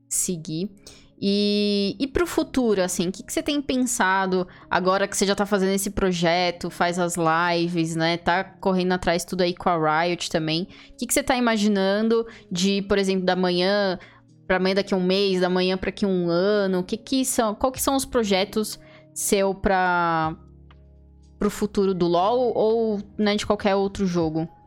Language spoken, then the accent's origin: Portuguese; São Paulo, Brazil; Eu sou paulista